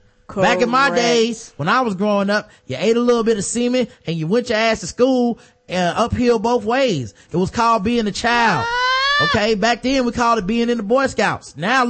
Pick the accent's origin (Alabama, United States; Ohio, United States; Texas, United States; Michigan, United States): Michigan, United States; Detroit; My hometown of Detroit ain't what it used to be.